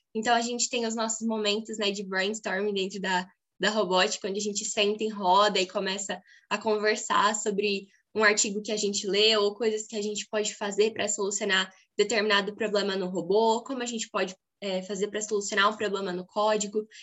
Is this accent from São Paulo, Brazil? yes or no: yes; Birigui, São Paulo, Brazil; sou de Birigui, do interior do estado de São Paulo